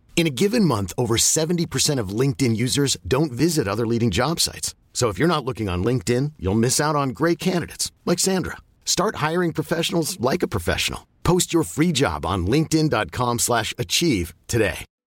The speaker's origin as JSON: {"language": "English", "country": "United Kingdom"}